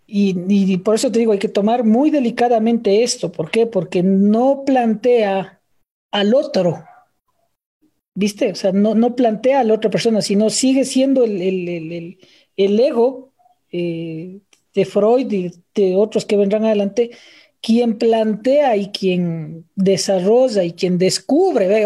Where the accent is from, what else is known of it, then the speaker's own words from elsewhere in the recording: Quito, Pichincha, Ecuador; siendo un andino quiteño